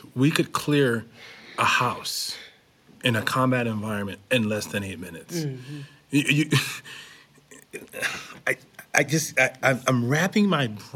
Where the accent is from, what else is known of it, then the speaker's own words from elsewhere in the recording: Syracuse, New York, United States; moved away; I'm from New York.